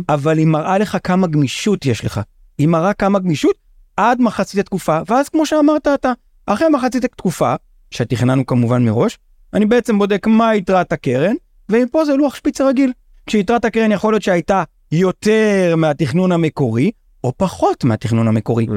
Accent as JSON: {"language": "Hebrew", "country": "Israel", "tie": "born or raised there", "said": "אני קיבוצניק. יצאתי מהקיבוץ בגיל קצת לפני 23"}